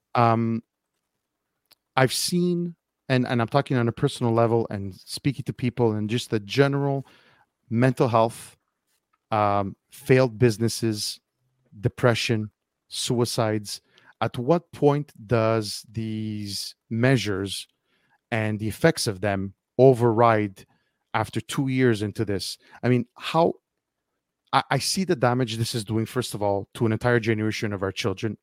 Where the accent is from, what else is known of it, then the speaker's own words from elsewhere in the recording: Montreal, Quebec, Canada; I'm from Montreal